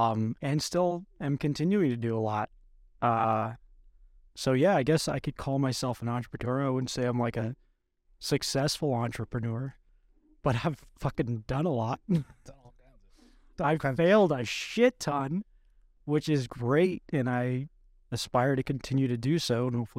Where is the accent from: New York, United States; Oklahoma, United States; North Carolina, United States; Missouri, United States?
New York, United States; Long Island; I'm from Long Island.